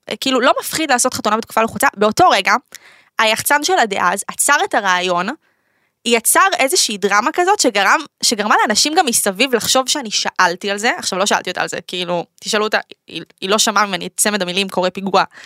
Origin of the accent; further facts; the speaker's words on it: Netanya, Central District, Israel; בתור ילדה באמת, אה, אה, נכנסתי לזה, כאילו, נסעתי באוטובוס מנתניה